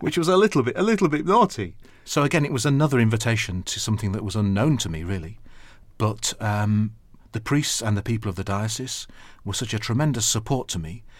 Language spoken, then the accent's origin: English; Sheffield, Yorkshire and the Humber, United Kingdom; moved away as an adult; now in London, United Kingdom; I'm from Yorkshire